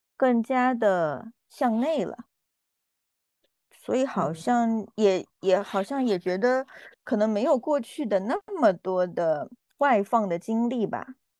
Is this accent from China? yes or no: yes; Yunnan, China; 我是云南人